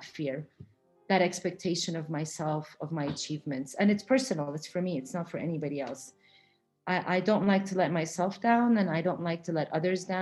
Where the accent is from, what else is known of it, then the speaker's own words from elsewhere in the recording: Florida, United States; I grew up in Florida. I grew up around the beach.